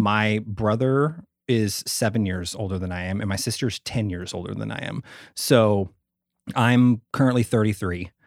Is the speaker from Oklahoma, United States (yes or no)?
yes; Ada, Oklahoma, United States; also born or lived in Sherman, Texas; grew up in a really small town in southern Oklahoma